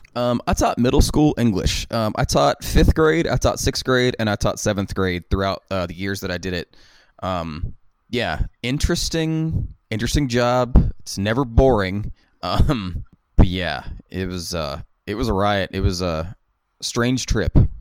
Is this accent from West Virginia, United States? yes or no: yes; West Virginia, United States; kids growing up in West Virginia, all we had to do was skateboard and play music